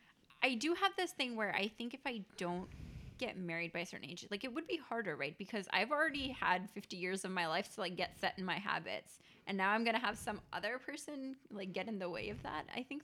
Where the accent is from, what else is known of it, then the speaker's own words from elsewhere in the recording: India; I mean, I'm, you know, I'm Indian, so I come from a community of like where people arbitrarily get married because that's the thing